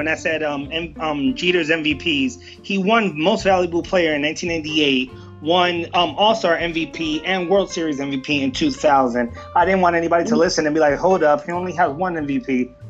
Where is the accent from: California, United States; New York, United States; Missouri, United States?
New York, United States; New York City; Since the moment I took oxygen into these lungs, born and bred in the Bronx.